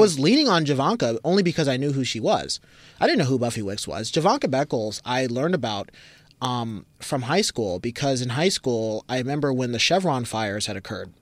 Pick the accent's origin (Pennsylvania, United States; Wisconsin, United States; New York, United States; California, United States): California, United States; Berkeley; also born or lived in San Pablo, California / East Oakland, California; I grew up in the East Bay. I grew up in Berkeley